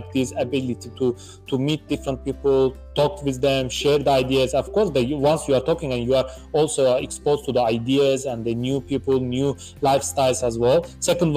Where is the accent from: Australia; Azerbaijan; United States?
Azerbaijan; Baku; moved away; I was originally from Azerbaijan, in Baku, in my country.